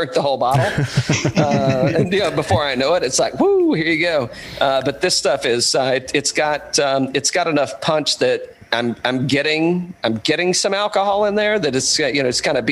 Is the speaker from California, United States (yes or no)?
no; East Tennessee, United States; moved away; I'm from East Tennessee originally. I'm a hillbilly man from way back